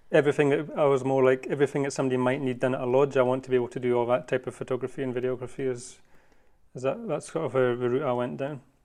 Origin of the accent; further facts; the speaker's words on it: Scotland, United Kingdom; moved away as an adult; also born or lived in Cape Town, South Africa; now in Africa; I am originally from Scotland. That's where I was born and raised